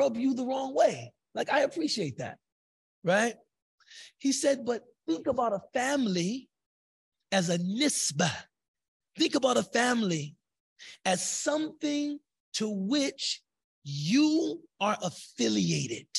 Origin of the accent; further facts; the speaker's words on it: United States; As an American convert to Islam